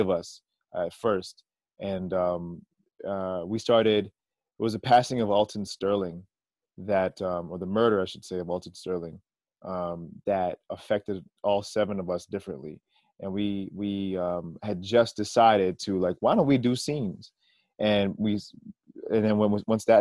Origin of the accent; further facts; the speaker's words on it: Canada; as Canadian artists